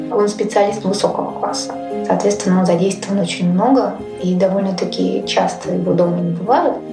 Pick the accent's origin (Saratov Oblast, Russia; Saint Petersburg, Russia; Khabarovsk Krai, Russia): Saint Petersburg, Russia; moved away as an adult; now in Murmansk Oblast, Russia; И я никогда не жалела о том, что я переехала из Петербурга, где я родилась.